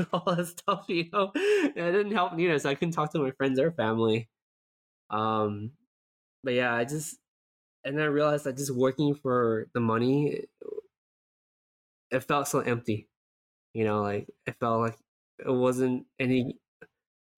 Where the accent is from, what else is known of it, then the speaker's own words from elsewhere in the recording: Southern California, United States; moved away as an adult; now in San Francisco Bay Area, United States; as a SoCal person, I was born and raised in SoCal, I never felt like I belong here.